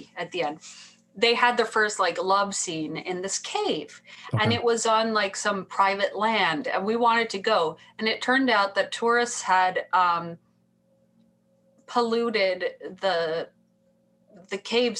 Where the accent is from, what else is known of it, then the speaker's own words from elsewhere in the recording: Canada; I would say I'm Icelandic and I'm Canadian, you know.